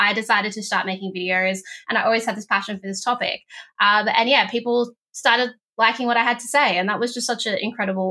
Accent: Northern Territory, Australia; now in Victoria, Australia; I was from the Northern Territory

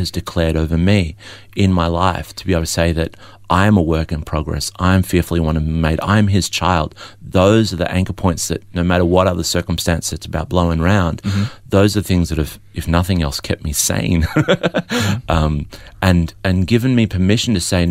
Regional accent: Melbourne, Victoria, Australia; also born or lived in Adelaide; I was born in Adelaide but raised in Melbourne

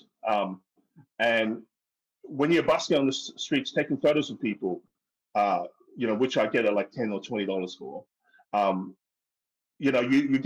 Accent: Hong Kong; now in Australia; I'm Chinese. I'm from Hong Kong. I speak Cantonese.

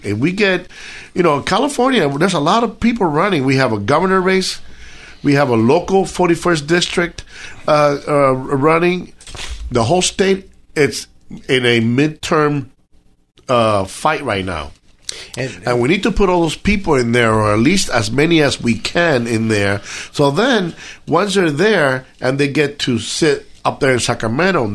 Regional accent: Cuba; now in United States; I'm Cuban. I came from Cuba.

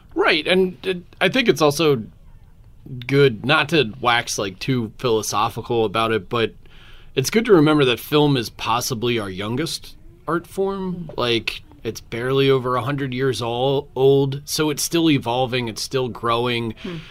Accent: Philadelphia, Pennsylvania, United States; now in Austin, United States; I'm from Philadelphia originally

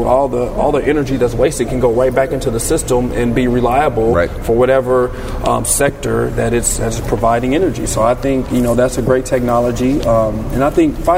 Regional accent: Dayton, Ohio, United States; now in Pittsburgh, United States; I'm a native Ohioan

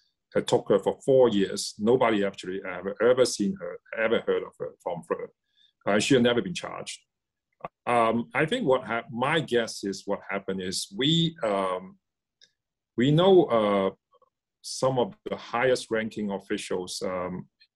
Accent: Hong Kong; moved away; also born or lived in Shanghai / United States; I grew up in Hong Kong.

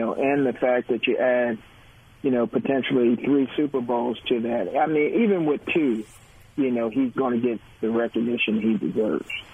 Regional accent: New Jersey, United States; Art and I are cousins, and we grew up in New Jersey

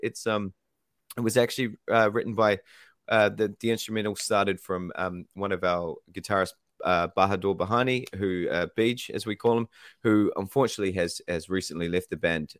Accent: New Zealand

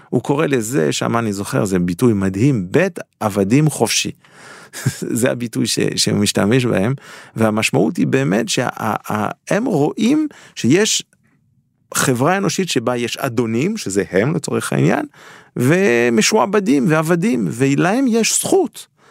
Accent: Geneva, Switzerland; now in Israel; אני גדלתי בז'נבה

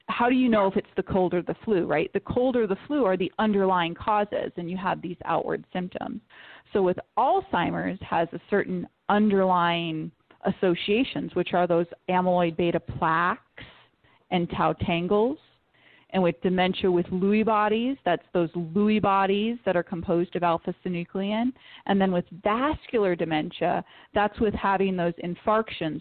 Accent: Detroit, Michigan, United States; I'm from Detroit

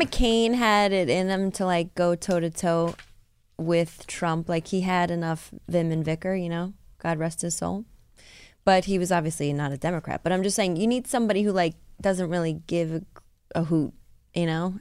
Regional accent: New York, United States; growing up in New York, especially where I grew up.

